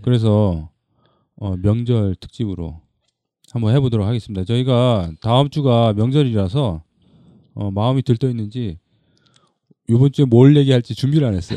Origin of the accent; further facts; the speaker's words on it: Busan, South Korea; 거기 부산에 있는 데인데. 그러니까 그 저희 고향에서 그 집성촌이 있어요